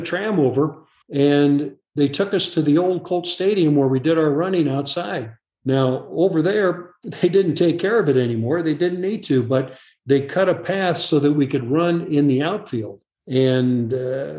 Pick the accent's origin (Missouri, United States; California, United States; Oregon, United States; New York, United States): Missouri, United States; St. Louis; when I was a kid growing up in St. Louis